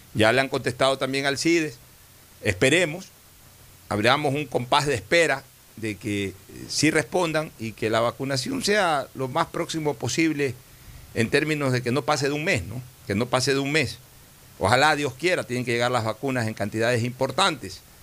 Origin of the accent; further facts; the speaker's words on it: Guayaquil, Guayas, Ecuador; me orgullo de ser porteño, o sea, yo, yo sí me siento auténticamente porteño, porque viví el puerto desde, desde mi época de, absoluta infancia